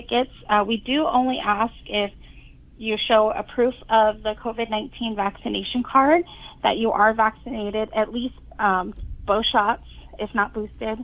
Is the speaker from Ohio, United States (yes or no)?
no; Arizona, United States; I'm a native to Arizona, and growing up in my little bubble in a small community